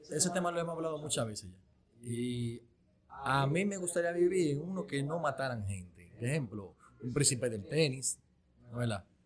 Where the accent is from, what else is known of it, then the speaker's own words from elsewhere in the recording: Dominican Republic; somos dominicanos